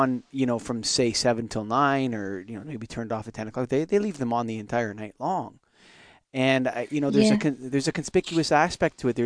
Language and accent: English; Canada; I'm Canadian.